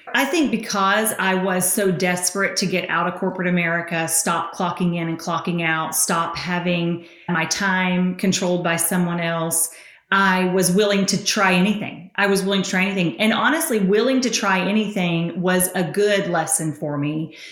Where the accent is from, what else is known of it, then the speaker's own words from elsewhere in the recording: Tennessee, United States; accent: Southern; I'm from Tennessee.